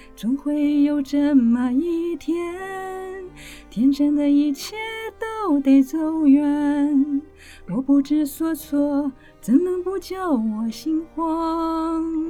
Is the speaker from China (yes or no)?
no; Kinmen County, Taiwan; now in Taipei, Taiwan; 我的故乡是金门，啊，嗯。然后我来到台北求学对。工作